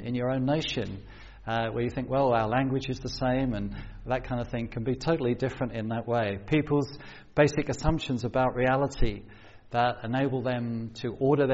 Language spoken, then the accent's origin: English; London, United Kingdom; moved away as an adult; also born or lived in South Coast, England / Cambridge, England; growing up on a council estate in South London